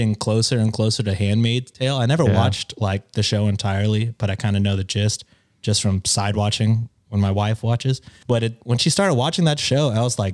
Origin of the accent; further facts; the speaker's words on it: Texas, United States; I like being Texan